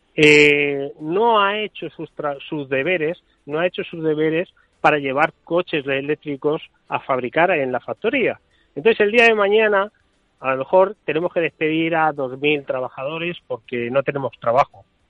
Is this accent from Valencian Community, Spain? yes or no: yes; Valencian Community, Spain; yo soy valenciano